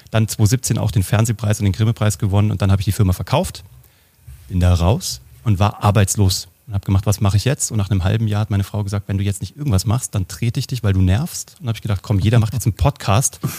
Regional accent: Kassel, Hesse, Germany; ich komme aus Kassel, da gab es so ein Jugend, so ein Jugendpflege, was auch immer, Stadtjugendpflege-Ding und da gab es Zauberkurse und da habe ich zaubern gelernt, habe das dann gemacht, bis ich 18 war in so einer festen Gruppe von der Stadt Kassel

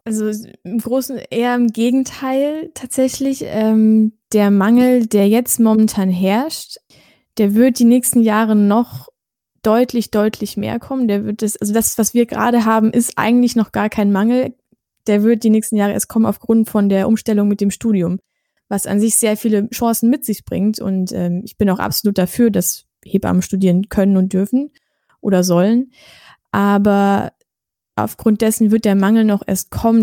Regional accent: Germany; wir sind ja auch aus Deutschland

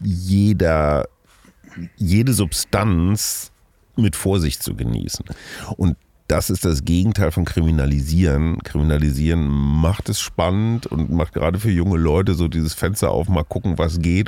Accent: Münster, North Rhine-Westphalia, Germany; now in Berlin, Germany; ich bin hier in Münster aufgewachsen, sehr dicht an der holländischen Grenze.

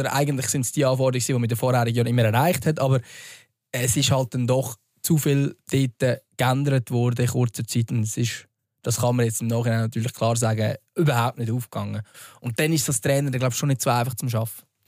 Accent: Central Switzerland, Switzerland; bei uns in der Innerschweiz

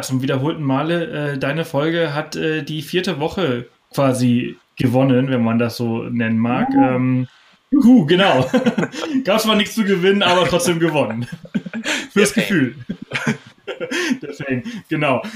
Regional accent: Germany; als Deutsche

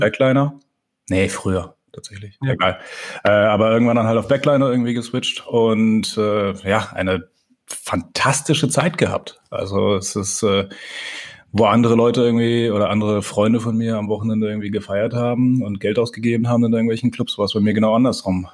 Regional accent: Pforzheim, Baden-Württemberg, Germany; ich bin aufgewachsen in Pforzheim

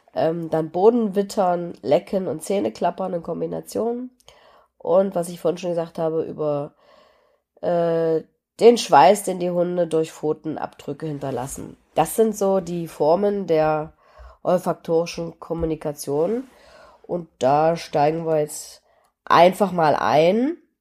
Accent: Germany; Apfelsinen gab es in der DDR nicht so häufig, aber zu Weihnachten kriegten wir

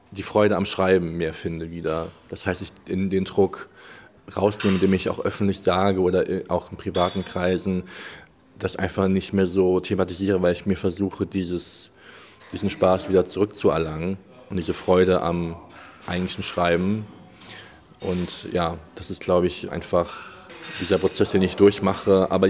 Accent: Germany; born there; Das heißt, ich bin in Deutschland geboren, meine Familie äh, kommt aus Deutschland.

